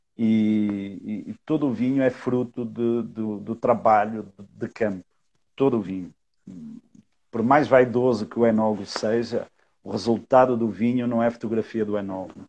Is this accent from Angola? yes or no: no; Portugal; now in Brazil; eu sou português, eu não sou daqui